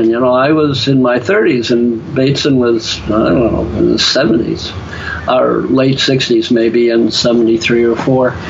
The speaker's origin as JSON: {"language": "English", "country": "Ireland", "said": "just because I'm an Irishman with the gift of gab"}